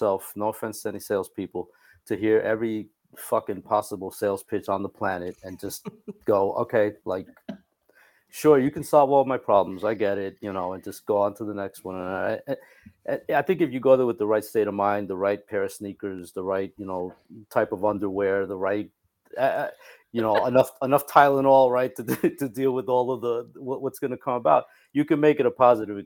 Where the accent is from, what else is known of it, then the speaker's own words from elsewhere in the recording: Cuba; moved away; also born or lived in New York; I am from Cuba